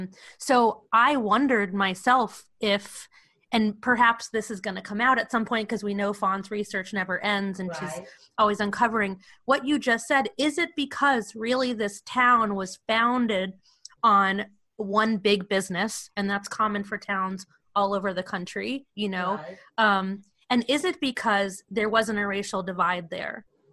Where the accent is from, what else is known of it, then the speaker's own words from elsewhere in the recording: New York City, New York, United States; moved away; also born or lived in Arkansas; I come from New York City originally, and we only lasted a year there. It was the first time I was called a Yankee. I had no idea what that meant. I didn't understand it. I also came from a very, very Greek neighborhood